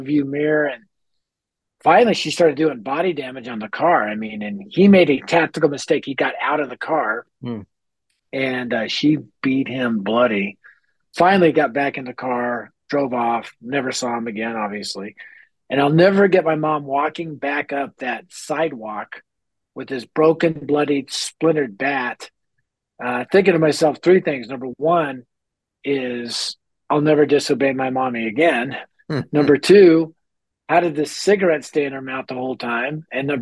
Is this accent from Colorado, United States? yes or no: yes; Denver, Colorado, United States; I grew up in North Denver, which at the time, now it's been gentrified, but at the time it was the highest crime rate area in our city.